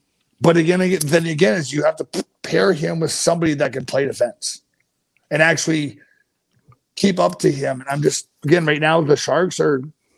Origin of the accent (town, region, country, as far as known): Lethbridge, Alberta, Canada; born or raised there; moved away